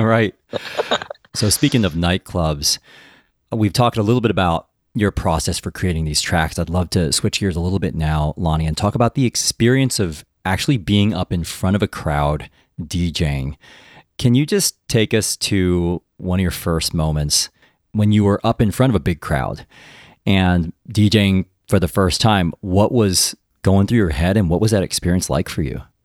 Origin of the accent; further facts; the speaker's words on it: United States; I'm Taiwanese, but I was born in the United States